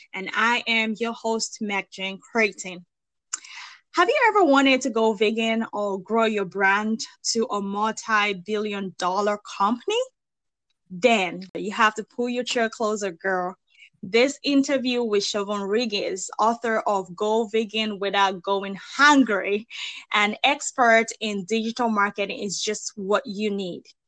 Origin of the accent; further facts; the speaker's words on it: Nigeria; now in United States; I'm originally from Nigeria